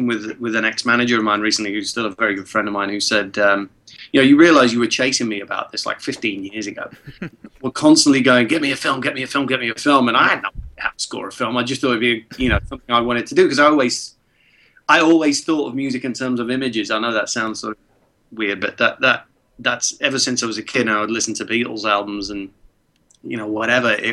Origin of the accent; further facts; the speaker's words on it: Prague, Czechia; English is a second language; moved away; when I was a kid in Prague and I didn't speak English yet